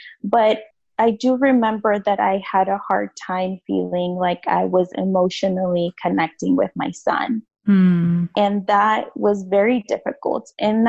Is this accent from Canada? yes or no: no; United States; growing up in the United States, for most of my life here, I was undocumented.